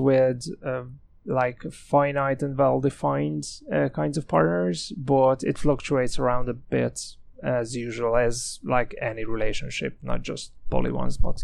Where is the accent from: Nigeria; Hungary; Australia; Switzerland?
Hungary; moved away as an adult; also born or lived in Galway, Ireland; now in Dublin, Ireland; I'm originally from Hungary